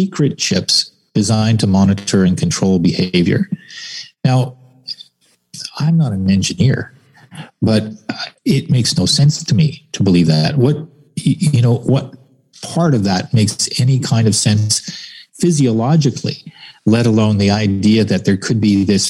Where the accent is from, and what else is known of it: Canada